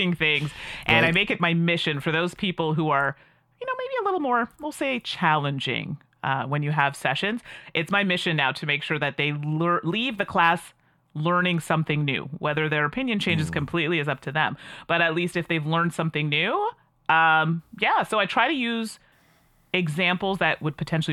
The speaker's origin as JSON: {"language": "English", "town": "Calgary", "region": "Alberta", "country": "Canada", "tie": "born or raised there", "moved": "yes", "lives_now": "Ottawa, Canada", "said": "I was born and raised in Alberta. So Calgary, Alberta is where I'm"}